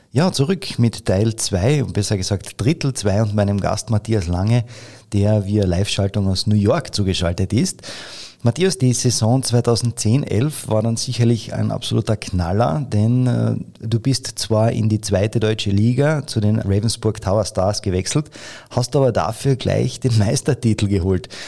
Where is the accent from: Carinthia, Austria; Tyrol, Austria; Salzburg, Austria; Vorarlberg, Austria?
Carinthia, Austria; bei uns in Kärnten